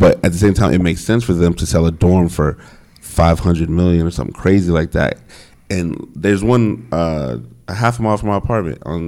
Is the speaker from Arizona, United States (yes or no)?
yes; Phoenix, Arizona, United States; moved away as an adult; also born or lived in Virginia / New York; I'm from Phoenix